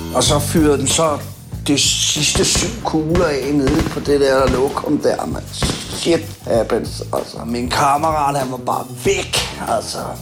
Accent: Copenhagen, Capital Region of Denmark, Denmark; Jeg kommer fra Christiania. Jeg boede derude i 20 år

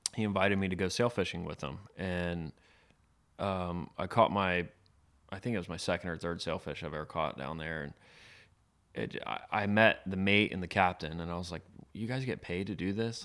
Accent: Tarpon Springs, Florida, United States; I was born and raised in Tarpon Springs, Florida, on the west coast of Florida, just outside of Tampa

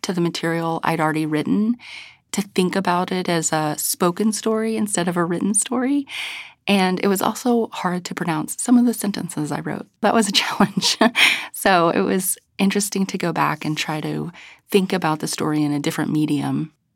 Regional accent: United States; moved away; I was from a very rural place

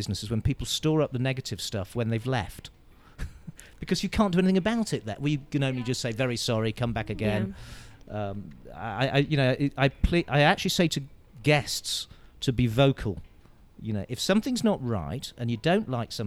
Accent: United Kingdom; I'm a Brit

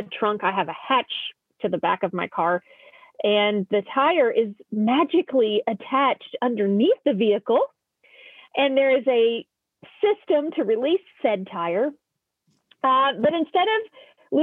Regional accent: Oklahoma, United States; I'm from Oklahoma. We're used to potholes.

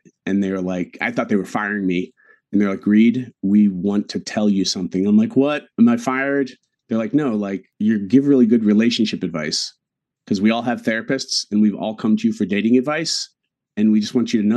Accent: New England, United States; growing up in New England

